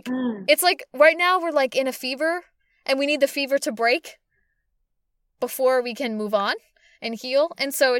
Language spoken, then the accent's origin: English; Boston, Massachusetts, United States; they're my hometown team